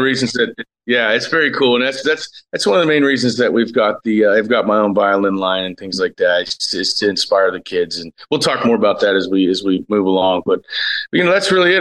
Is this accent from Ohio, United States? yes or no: yes; Cincinnati, Ohio, United States; I'm born and raised in Cincinnati, Ohio